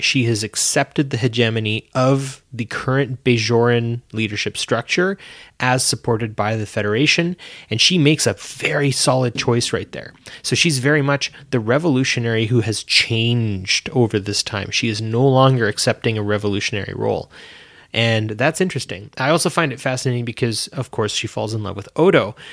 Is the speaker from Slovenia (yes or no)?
no; Canada; I'm Canadian